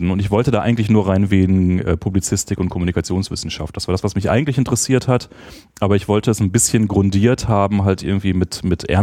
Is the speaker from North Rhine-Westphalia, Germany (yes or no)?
yes; Bochum, North Rhine-Westphalia, Germany; moved away as an adult; also born or lived in Essen / Göttingen; now in Berlin, Germany; in Essen, was ein bisschen schrecklich ist. Ähm, und aber dann nach einem Jahr nach Bochum gezogen, was natürlich äh, viel cooler ist.